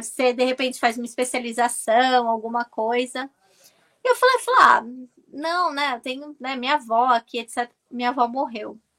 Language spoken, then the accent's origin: Portuguese; Santos, São Paulo, Brazil; moved away as an adult; also born or lived in London, United Kingdom; now in United Kingdom; eu sou originária de Santos